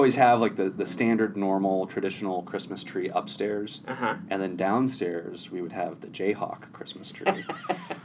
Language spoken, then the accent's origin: English; Olathe, Kansas, United States; I grew up in Olathe, Kansas